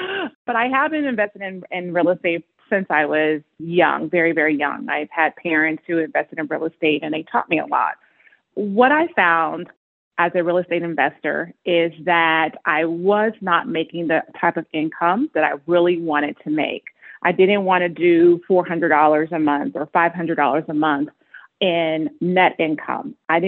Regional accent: Las Vegas, Nevada, United States; also born or lived in California; I am from Las Vegas, Nevada. My first home is here in Las Vegas. I, of course, am from California too, so I say half and half of where I've been.

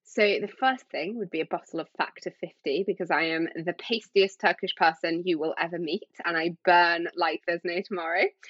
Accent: Yorkshire and the Humber, United Kingdom; now in London, United Kingdom; I grew up in Yorkshire on the coast

